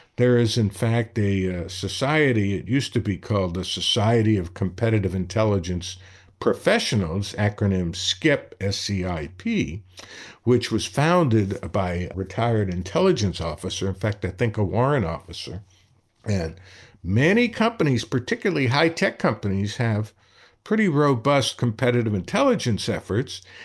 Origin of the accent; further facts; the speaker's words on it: New York City, New York, United States; When I was growing up in Brooklyn